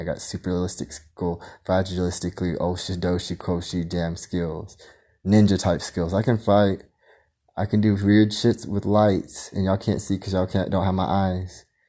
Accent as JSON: {"language": "English", "country": "Philippines", "said": "I'm Filipino."}